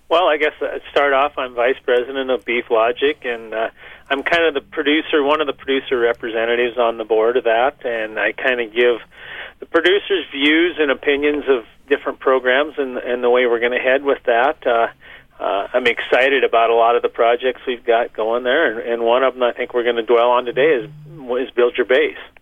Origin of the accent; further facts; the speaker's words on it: Whitehall area, South Dakota, United States; I'm fourth generation on this ranch here that my great-granddad started in around eighteen ninety-six. He homesteaded in the area here